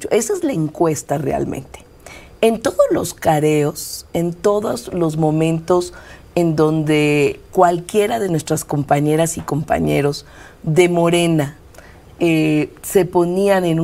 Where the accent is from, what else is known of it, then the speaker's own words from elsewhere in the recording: Mexico City, Mexico; also born or lived in Iztapalapa; yo, yo nací en el Poniente, nací En, la, en, la, colonia Nativitas.